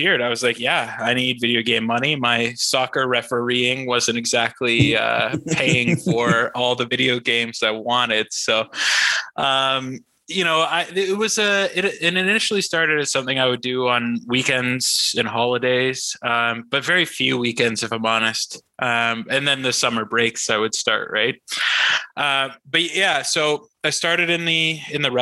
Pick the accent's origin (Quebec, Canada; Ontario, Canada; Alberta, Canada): Ontario, Canada; Muskoka; as a kid growing up in the country